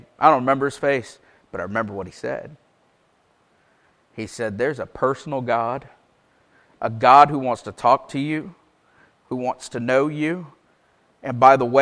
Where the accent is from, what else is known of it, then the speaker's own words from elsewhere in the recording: Paisley, Florida, United States; moved away; I was raised in the First Baptist Church of Paisley. Ironically, I now live back in Paisley